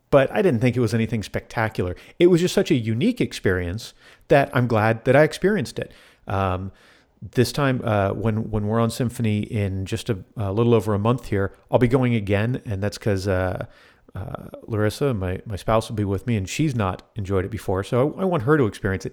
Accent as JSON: {"language": "English", "region": "South Florida", "country": "United States", "tie": "born or raised there", "said": "I grew up in South Florida"}